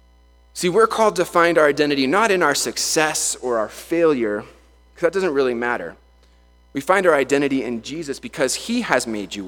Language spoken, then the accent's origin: English; Vail, Colorado, United States; I grew up in Vail, so I skied, I snowboarded my whole life